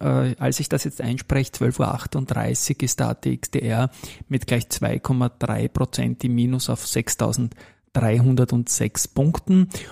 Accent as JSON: {"language": "German", "country": "Austria", "said": "bei uns in Österreich"}